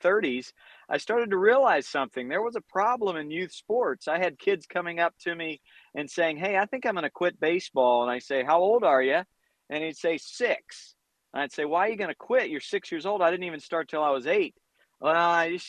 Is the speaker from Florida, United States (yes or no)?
no; North Carolina, United States; moved away as an adult; also born or lived in Providence, Rhode Island; now in Southern California, United States; I grew up in North Carolina